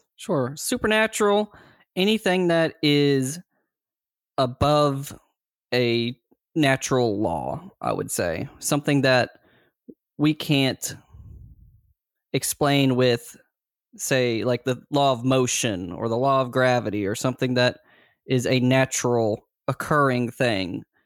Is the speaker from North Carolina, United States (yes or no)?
yes; Greensboro, North Carolina, United States; I grew up in Greensboro, North Carolina